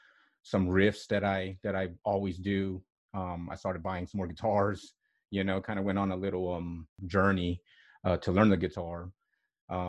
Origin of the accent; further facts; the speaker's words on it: Odessa, Texas, United States; also born or lived in Southern California / Ruidoso, New Mexico; I was born in Odessa, Texas, way west Texas, southwest Texas. Grew up a little bit also in Southern California as a child, quite a bit of time growing up in central New Mexico in a town called Ruidoso. So I'm a Southwest born kid. A lot of my adolescent years, or most of my adolescent years, were in back in Odessa